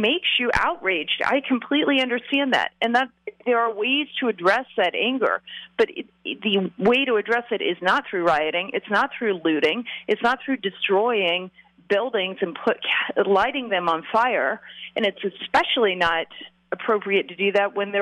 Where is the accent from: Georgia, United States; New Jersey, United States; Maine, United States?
Georgia, United States; also born or lived in suburban Atlanta area; I'm from Georgia